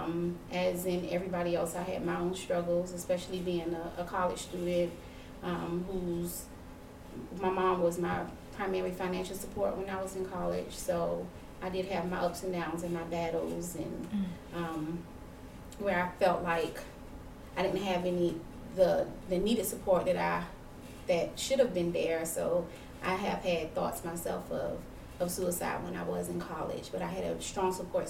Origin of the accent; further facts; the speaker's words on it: Savannah, Georgia, United States; also born or lived in Augusta, Georgia; I'm a Savannah native. I'm born and raised in Savannah, moved away.